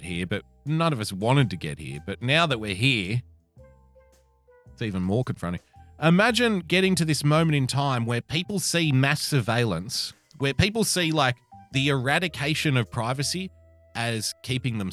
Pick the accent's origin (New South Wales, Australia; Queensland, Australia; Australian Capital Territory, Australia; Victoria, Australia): New South Wales, Australia; my state, my home state of New South Wales.